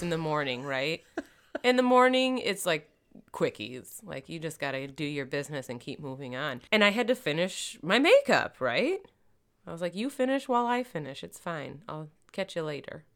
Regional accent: Michigan, United States; moved away; also born or lived in Florida; I'm from Michigan, but I lived in Florida

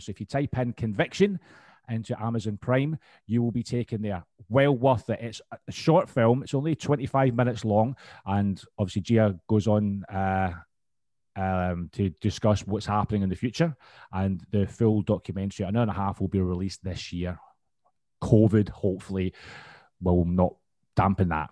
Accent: Scotland, United Kingdom; I'm from Scotland

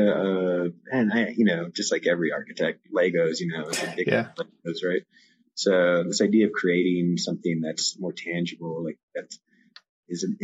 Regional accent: Evergreen, Colorado, United States; also born or lived in California; I was originally born in California, and my family moved to Evergreen, Colorado when I was 5. So I grew up in Evergreen

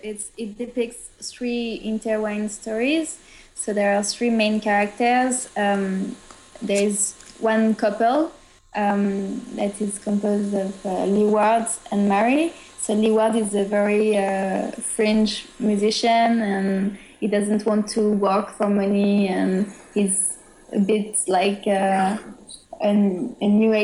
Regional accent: France; English is a second language; And for travels, because we come all the way from France to go to Austin

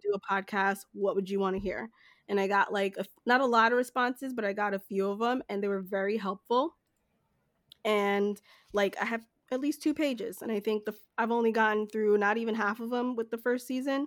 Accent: Jamaica; now in United States; I'm from Jamaica

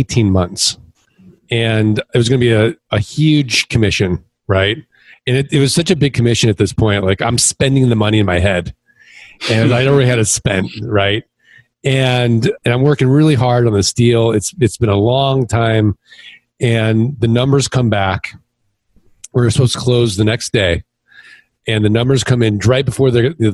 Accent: Midwest, United States; moved away as an adult; also born or lived in Kansas City; now in Scottsdale, United States; I'm from the Midwest

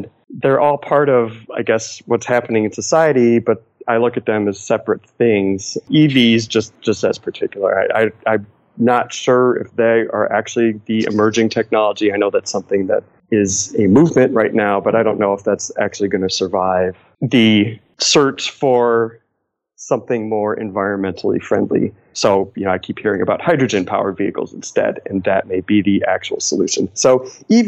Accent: Cleveland, Ohio, United States; moved away as an adult; also born or lived in Los Angeles; We were from Cleveland. I grew up in Cleveland

